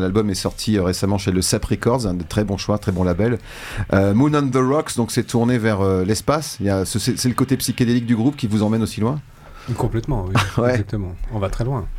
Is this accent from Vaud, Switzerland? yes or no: yes; Vevey, Vaud, Switzerland; je suis batteur et euh, voilà, je viens de Vevey